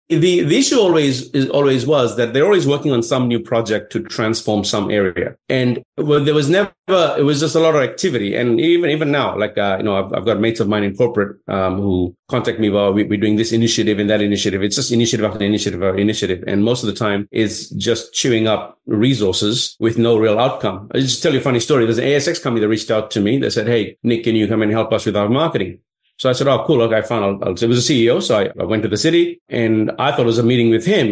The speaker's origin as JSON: {"language": "English", "country": "Fiji", "moved": "yes", "lives_now": "Sydney, Australia", "said": "I was from Fiji"}